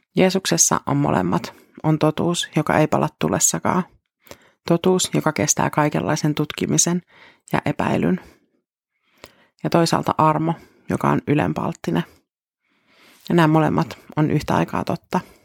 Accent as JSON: {"language": "Finnish", "country": "Finland", "said": "Meille suomalaisille totuus on tosi tärkeä"}